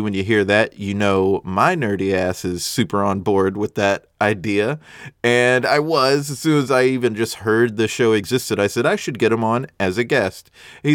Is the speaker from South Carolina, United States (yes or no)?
yes; South Carolina, United States; moved away; when I was in South Carolina, that's where I'm from